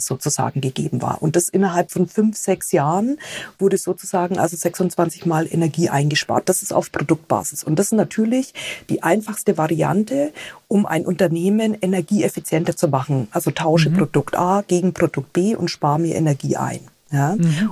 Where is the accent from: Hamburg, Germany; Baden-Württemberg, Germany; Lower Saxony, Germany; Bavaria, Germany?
Bavaria, Germany; Bavaria / Franconia, Germany; wie ich als Bayern oder Fränkin